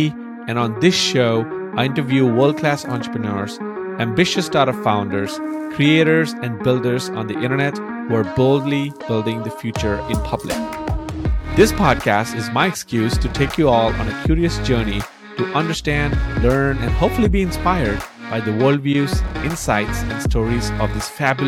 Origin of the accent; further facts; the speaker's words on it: India; moved away as an adult; now in United States; I moved here in 2011 as an Indian immigrant, like a student